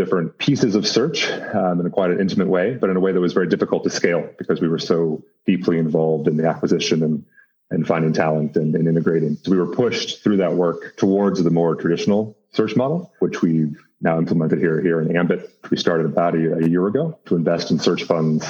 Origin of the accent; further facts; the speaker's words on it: United States; moved away as an adult; also born or lived in West Africa / Middle East / India / Nairobi; I grew up in the States, went to school on the East Coast